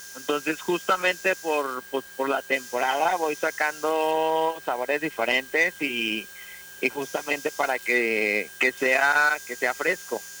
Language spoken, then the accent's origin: Spanish; Mexico; como mexicanos